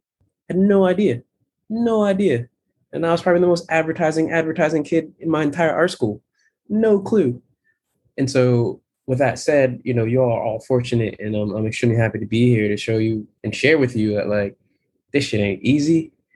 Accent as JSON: {"language": "English", "country": "Jamaica", "said": "The pure motivation is I'm Jamaican. I'm so damn Jamaican. My family came here in the 70s and they came here to rock hard."}